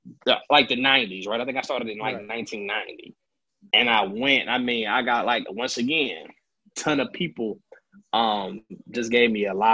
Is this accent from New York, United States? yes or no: no; Atlanta, Georgia, United States; No, I'm from Atlanta.